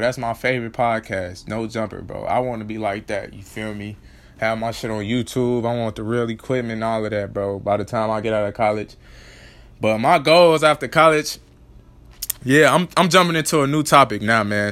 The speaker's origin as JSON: {"language": "English", "town": "Chicago", "region": "Illinois", "country": "United States", "tie": "born or raised there", "said": "I grew up in Chicago, but then I moved to the suburbs."}